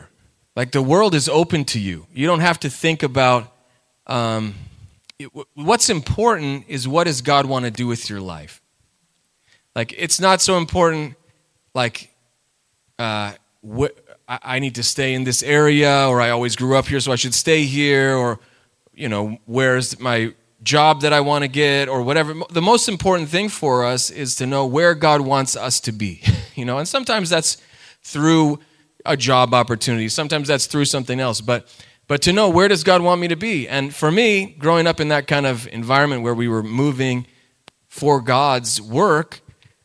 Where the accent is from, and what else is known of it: Rhode Island, United States; born or raised there; also born or lived in California